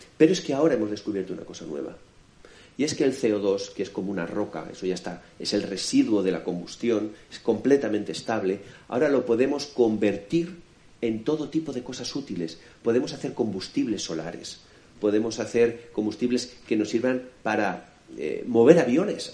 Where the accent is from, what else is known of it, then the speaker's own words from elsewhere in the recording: Alicante, Valencian Community, Spain; yo vengo de Alicante, Ahí tenemos nuestra maravillosa Vega Baja